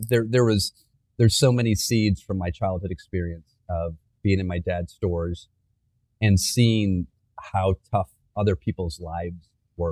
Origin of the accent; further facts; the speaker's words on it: Flint, Michigan, United States; moved away; I grew up in Flint in the 80s